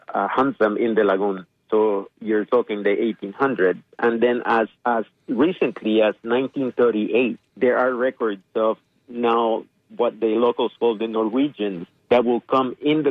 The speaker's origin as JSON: {"language": "English", "region": "Yucatán Peninsula", "country": "Mexico", "tie": "born or raised there", "said": "I grew up in the Yucatan Peninsula"}